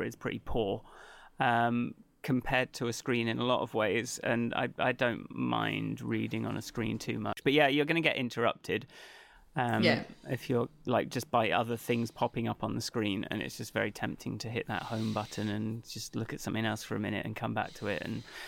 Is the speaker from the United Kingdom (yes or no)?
yes; England, United Kingdom; I'm English